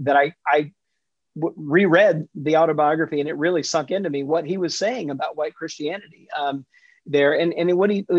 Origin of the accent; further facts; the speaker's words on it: Jackson, Mississippi, United States; I grew up in Jackson, Mississippi in the 70s and 80s